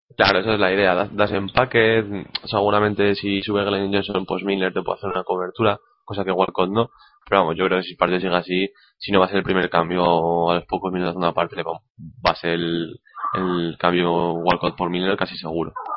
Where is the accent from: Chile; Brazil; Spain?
Spain; como español